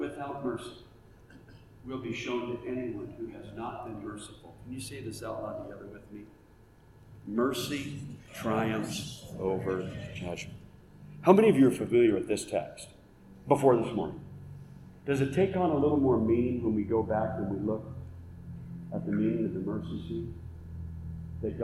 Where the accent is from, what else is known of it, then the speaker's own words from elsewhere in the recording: Oregon, United States; also born or lived in Ohio / Indiana; now in Auburn, United States; So I grew up in Oregon